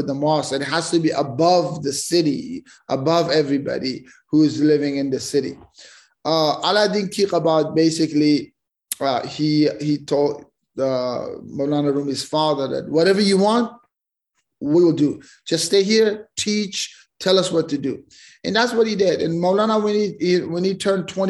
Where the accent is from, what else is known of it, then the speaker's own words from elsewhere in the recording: Afghanistan; we grew up in Afghanistan